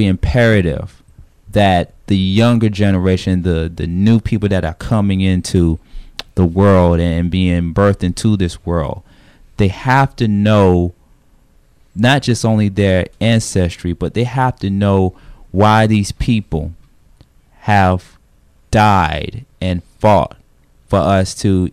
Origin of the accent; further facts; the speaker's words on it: Atlanta, Georgia, United States; I'm from Atlanta as well, too